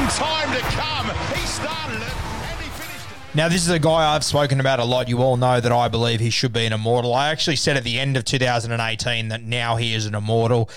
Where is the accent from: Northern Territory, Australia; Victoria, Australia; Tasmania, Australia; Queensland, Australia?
Queensland, Australia; now in Sydney, Australia; as a Queenslander